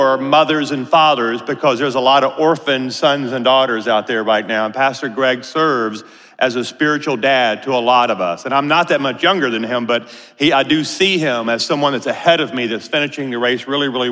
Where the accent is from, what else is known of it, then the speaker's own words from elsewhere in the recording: North Louisiana, United States; moved away as an adult; also born or lived in Amarillo, Texas; now in Colorado, United States; my wife and I, Pam, we grew up in Louisiana